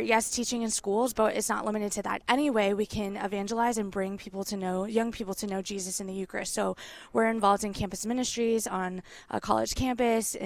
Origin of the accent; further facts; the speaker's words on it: Boca Raton, Florida, United States; I grew up in Boca Raton, Florida, and I went to public schools